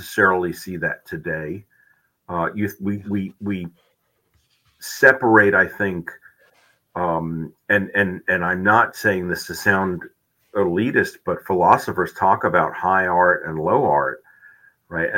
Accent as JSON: {"language": "English", "town": "New York City", "region": "New York", "country": "United States", "tie": "born or raised there", "also_born_or_lived": "South Dakota", "moved": "as an adult", "said": "I grew up in New York City"}